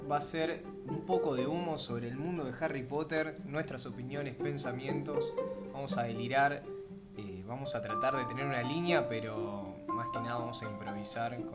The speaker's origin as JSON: {"language": "Spanish", "area": "near Mar del Plata", "region": "Buenos Aires Province", "country": "Argentina", "said": "yo soy de Valcarce, un pueblito ah, cerca de Mar del Plata."}